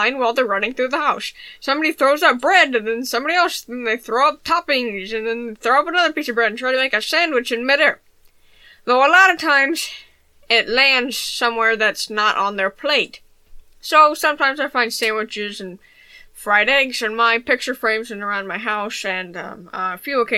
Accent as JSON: {"language": "English", "town": "Birmingham", "region": "Alabama", "country": "United States", "said": "I'm from Birmingham, Alabama."}